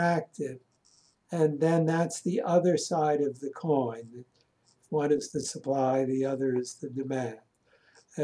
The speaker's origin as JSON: {"language": "English", "town": "Philadelphia", "region": "Pennsylvania", "country": "United States", "tie": "born or raised there", "said": "I grew up in Philadelphia, in Germantown"}